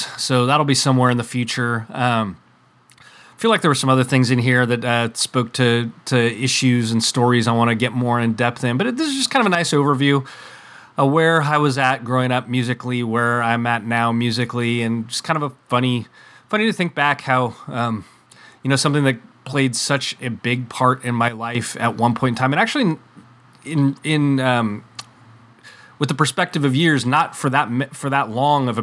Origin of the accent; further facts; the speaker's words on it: West Coast, United States; I'm from the West Coast here